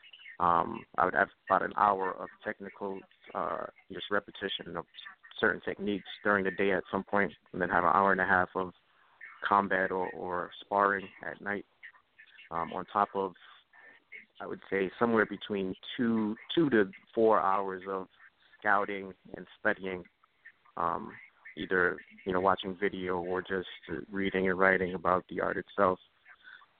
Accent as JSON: {"language": "English", "town": "New York City", "region": "New York", "country": "United States", "tie": "born or raised there", "said": "born and raised in the Bronx"}